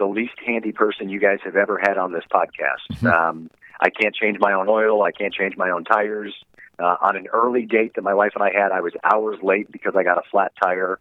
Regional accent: Toledo, Ohio, United States; also born or lived in Dallas, Texas; we moved back to my hometown of Toledo, Ohio

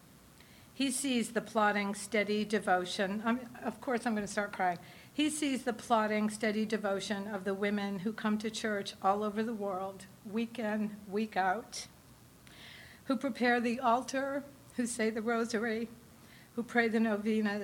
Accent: New Hampshire, United States; now in Los Angeles, United States; I come from New Hampshire

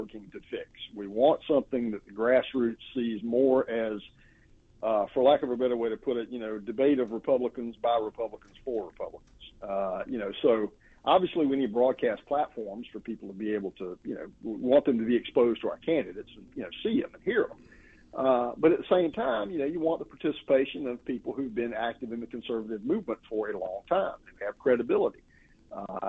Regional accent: South Carolina, United States; my home state, South Carolina

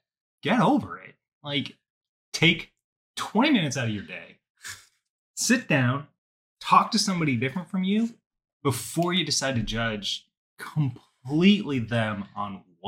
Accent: Las Vegas, Nevada, United States; now in Northern Virginia, United States; So when I was growing up, I grew up in Las Vegas.

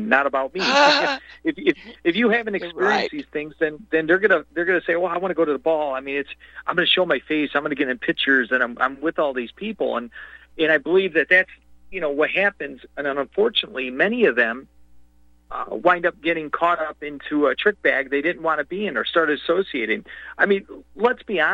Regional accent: United States; I'm an American

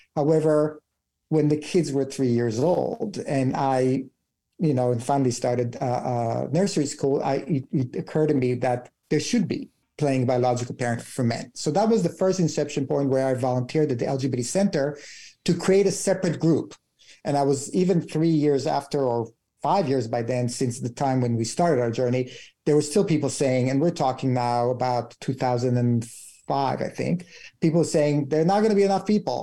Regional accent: Israel; moved away as an adult; I'm from Israel, my husband's Canadian

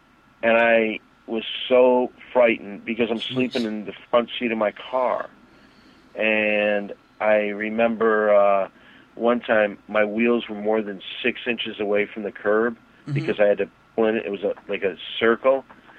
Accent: Saginaw Township, Michigan, United States; I came from Saginaw Township, Michigan, kind of off the bus

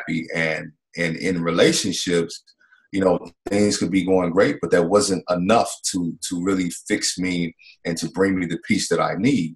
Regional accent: Mississippi, United States; I grew up in the South in Mississippi.

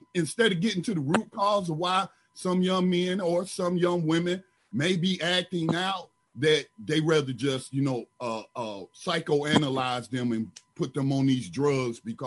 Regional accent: Detroit, Michigan, United States; now in North Carolina, United States; I was born here in North Carolina, but my mom migrated, like a lot of other people in the South, to mm-hmm. the North in the 60s. So she went to Detroit, where she found employment and education there. So I was there before they started busing children

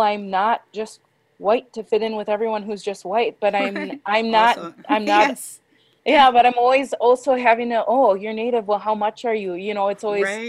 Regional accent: Kiel, Wisconsin, United States; also born or lived in Sheboygan, Wisconsin; I was born in Sheboygan, and then I was raised in Keele, Wisconsin. So I grew up off of the reservation

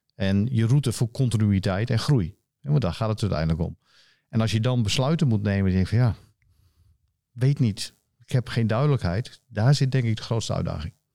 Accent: Friesland, Netherlands; also born or lived in Rotterdam; veel mensen weten dat ik een, eh, een Fries ben. Ik ben geboren in Rotterdam, wat de meeste mensen niet weten. Maar sinds eh, anderhalf, op mijn anderhalfde ging ik naar Friesland

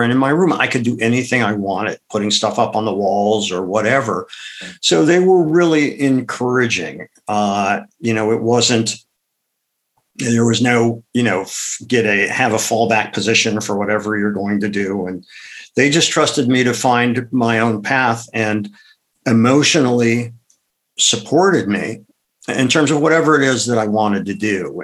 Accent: Akron, Ohio, United States; moved away; also born or lived in Madison, Wisconsin; I grew up in Akron, Ohio

